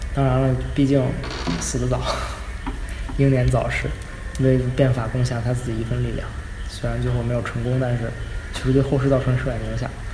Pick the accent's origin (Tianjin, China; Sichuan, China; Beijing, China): Beijing, China; 我也是一直生在北京，长在北京